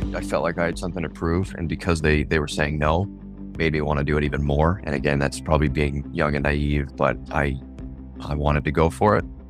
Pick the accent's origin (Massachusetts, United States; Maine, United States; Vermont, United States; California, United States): Maine, United States; York; I grew up in York, Maine.